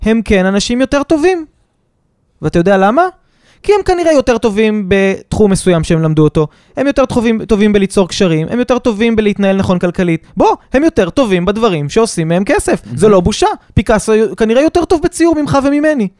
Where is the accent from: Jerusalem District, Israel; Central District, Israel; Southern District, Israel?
Central District, Israel; Kfar Saba; זיכרונות מהשכונה בכפר סבא